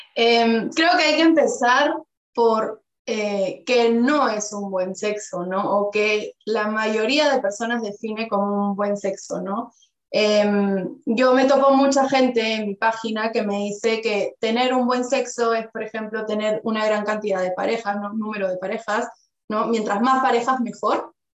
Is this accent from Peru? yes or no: yes; Peru; now in Spain; yo que vengo de Perú